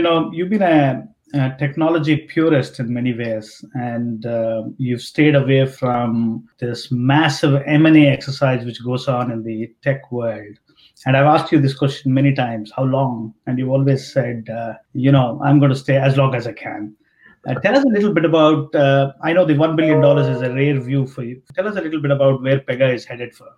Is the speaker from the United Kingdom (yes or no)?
no; India; growing up in India